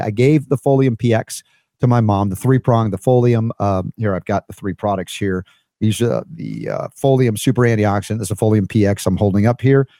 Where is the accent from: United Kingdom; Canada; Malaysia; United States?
United States; my first twenty-four years of life as an American